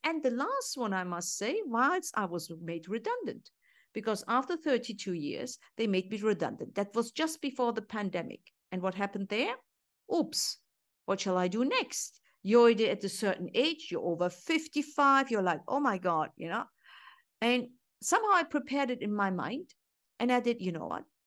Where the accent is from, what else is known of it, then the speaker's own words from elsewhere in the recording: Germany; moved away as an adult; also born or lived in Istanbul, Turkey; Because origin Turkish, I grew up in Germany